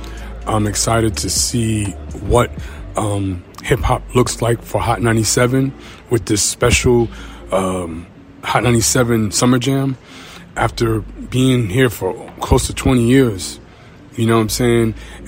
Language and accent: English; New York, United States; I'm from Suffolk County, Long Island, so I like the fact that we're a little bit closer when we're actually in New York City.